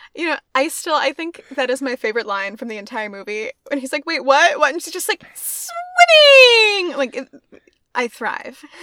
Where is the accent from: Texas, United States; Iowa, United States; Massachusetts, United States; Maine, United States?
Maine, United States; I was born here, born and raised in Maine